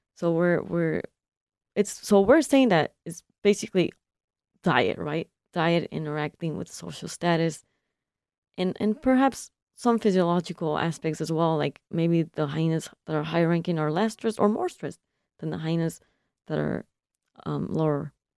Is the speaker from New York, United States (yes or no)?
no; California, United States; now in Michigan, United States; I'm from California, and I'm a first generation consular